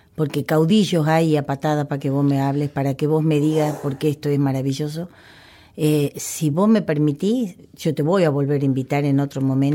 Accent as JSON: {"language": "Spanish", "town": "Cañuelas", "region": "Buenos Aires Province", "country": "Argentina", "tie": "born or raised there", "said": "Cañuelas, que es mi, mi patria chica."}